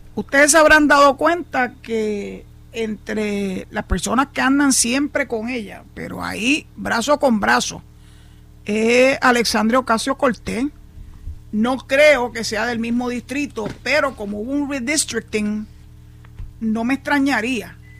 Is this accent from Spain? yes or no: no; Puerto Rico; los 3.2 millones de puertorriqueños que somos ciudadanos americanos